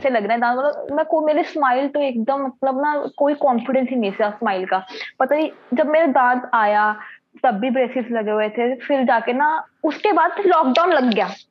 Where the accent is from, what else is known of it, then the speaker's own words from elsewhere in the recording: Patiala, Punjab, India; तो मैं तो पटियाला से हूँ